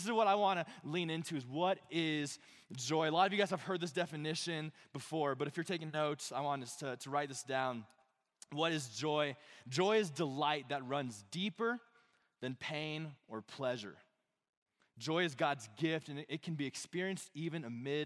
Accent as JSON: {"language": "English", "town": "Monument", "region": "Colorado", "country": "United States", "tie": "born or raised there", "said": "I grew up in this side of Colorado Springs. I grew up in Monument."}